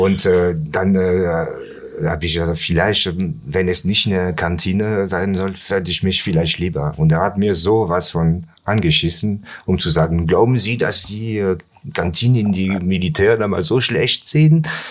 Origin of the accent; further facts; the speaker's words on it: Pertuis, Provence-Alpes-Côte d'Azur, France; German is a second language; moved away as an adult; also born or lived in Nice, France; now in Cologne, Germany; Ich bin in äh, Aix-en-Provence geboren und äh, dann nach Pertuis bin ich, also das ist ein kleines Kaff, der äh, 20 Kilometer entfernt von Ex ist. Mhm. Da bin ich groß geworden